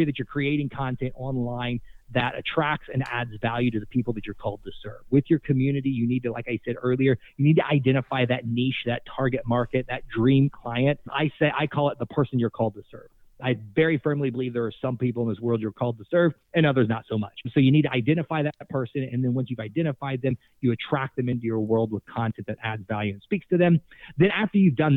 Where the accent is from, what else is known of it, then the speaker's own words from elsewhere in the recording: Tulsa, Oklahoma, United States; moved away as an adult; now in Miami, United States; I'm from Tulsa, Oklahoma.